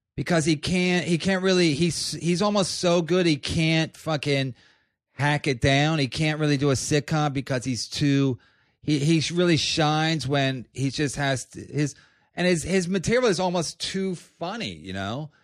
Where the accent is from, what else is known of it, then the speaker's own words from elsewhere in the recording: Philadelphia, Pennsylvania, United States; also born or lived in Los Angeles; now in New York, United States; I'm from Philadelphia